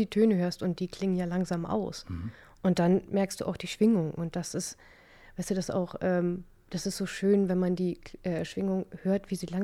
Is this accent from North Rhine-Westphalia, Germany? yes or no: no; Stade, Lower Saxony, Germany; Genau, ich komme aus Stade. Ne, das ist eine ganz, ganz, ganz putzige und ganz niedliche Stadt in Niedersachsen.